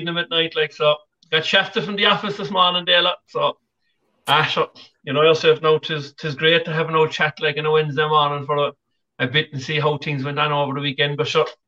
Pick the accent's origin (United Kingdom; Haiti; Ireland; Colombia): Ireland; Cork, Munster; my former Cork man